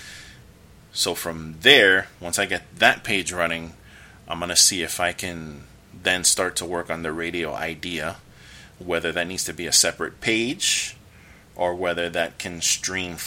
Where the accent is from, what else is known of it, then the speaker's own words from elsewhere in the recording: United States; I'm an American